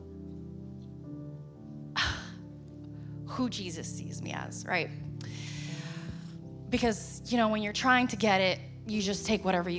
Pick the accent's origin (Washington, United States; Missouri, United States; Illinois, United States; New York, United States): New York, United States; I'm from New York, so I ended up in New York City.